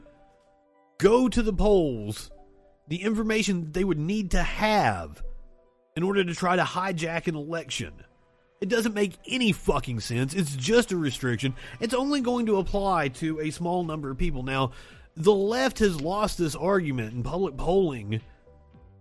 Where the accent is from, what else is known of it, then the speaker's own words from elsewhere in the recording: Kentucky, United States; I'm from Kentucky